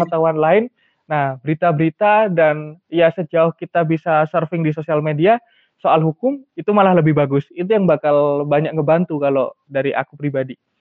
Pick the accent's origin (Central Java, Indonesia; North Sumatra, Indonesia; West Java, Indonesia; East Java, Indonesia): East Java, Indonesia; Malang; aku kebetulan asli Malang